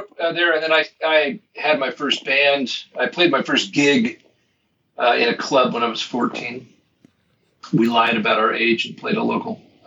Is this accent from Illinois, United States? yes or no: no; Arcadia, California, United States; also born or lived in San Gabriel Valley; My family moved to Arcadia when I was 6 months old. And I grew up in Arcadia.